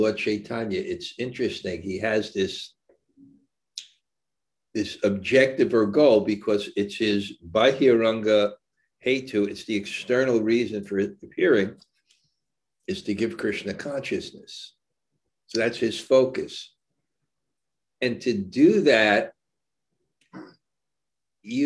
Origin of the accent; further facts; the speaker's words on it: New York City, New York, United States; I was born in Brooklyn